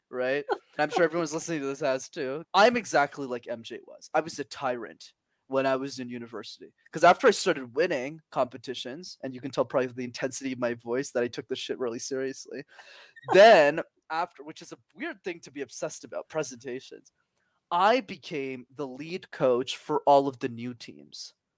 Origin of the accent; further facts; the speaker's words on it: Montreal, Quebec, Canada; I was born and raised in Montreal, but I did not know French.